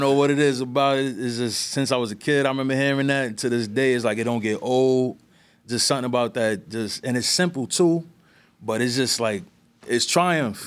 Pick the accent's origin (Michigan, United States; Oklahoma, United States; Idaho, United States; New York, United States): New York, United States; New York City; also born or lived in East Harlem; I was born in East Harlem, raised in the Bronx